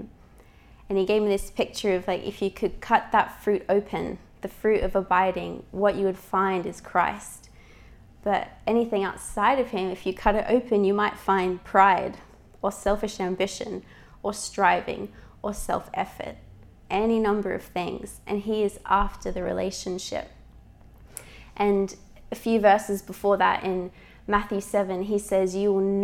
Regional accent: Australia; moved away; I'm Australian, if you ever wonder about my accent.

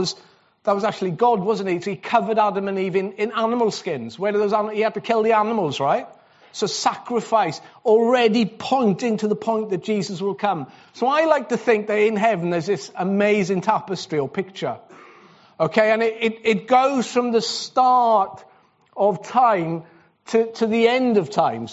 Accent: Wales, United Kingdom; I'm Welsh

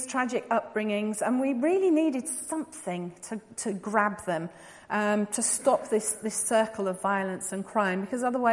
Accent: England, United Kingdom; moved away as an adult; also born or lived in São Paulo, Brazil; now in Brazil; I was obviously born in England, you can tell that by my accent, and I went to Brazil in 1999.

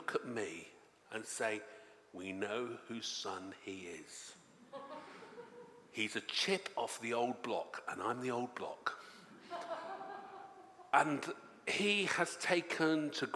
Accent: Devon, South West England, United Kingdom; I come from Devon

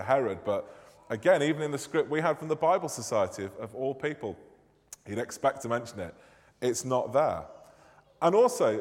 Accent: Manchester, North West England, United Kingdom; accent: northern; moved away; I am indeed from God's second city, Manchester

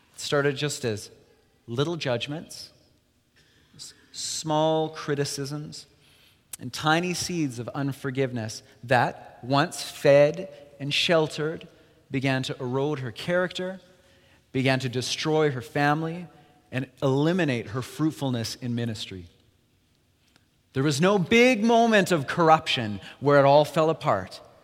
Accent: Alberta, Canada; moved away; We're both from Alberta initially

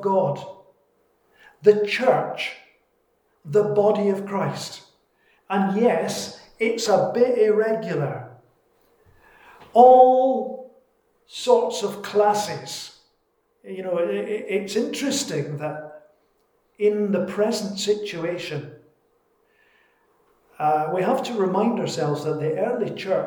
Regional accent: Scotland, United Kingdom; I'm Scottish. It's my culture.

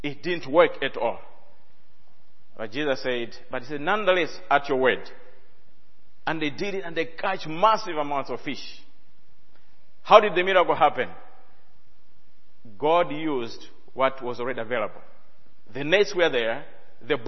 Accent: Malawi; I come from Malawi

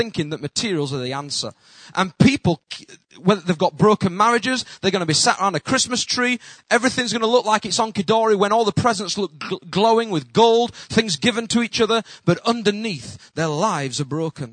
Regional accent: United Kingdom; accent: Northern; my accent, they just think, Northerner

